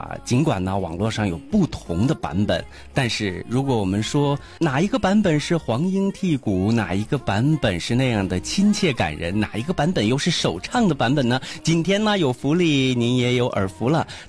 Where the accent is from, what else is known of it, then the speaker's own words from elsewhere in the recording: Hulunbuir, Inner Mongolia, China; now in Weihai, China; 我们都是来自于内蒙古的呼伦贝尔大草原，